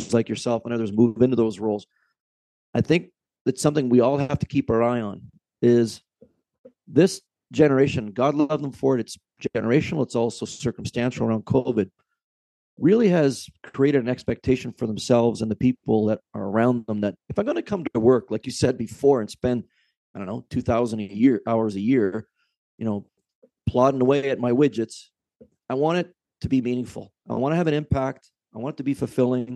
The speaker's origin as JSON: {"language": "English", "country": "Canada", "also_born_or_lived": "Lake Ontario", "said": "as a Canadian"}